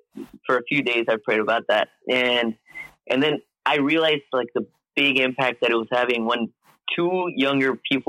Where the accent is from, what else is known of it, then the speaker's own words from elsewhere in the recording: Mexico; now in Houston, United States; I'm originally from Mexico, but right now I live in Houston, Texas